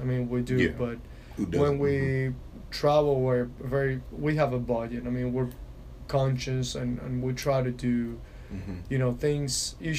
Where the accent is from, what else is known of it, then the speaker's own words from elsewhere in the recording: Venezuela; born there; I've only been to Argentina, and I was born in Venezuela, so that's two of them.